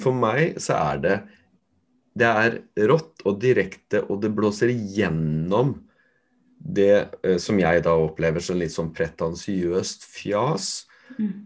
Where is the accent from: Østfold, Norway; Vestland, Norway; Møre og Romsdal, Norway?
Østfold, Norway; Fredrikstad; der jeg kommer fra, som er fra Torp